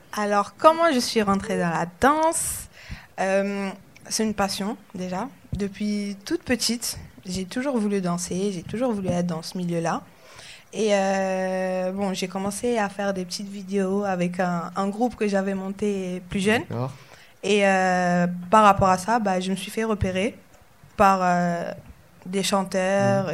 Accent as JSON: {"language": "French", "country": "Algeria", "tie": "born or raised there", "moved": "yes", "said": "je suis pas née ici, je suis née en Algérie"}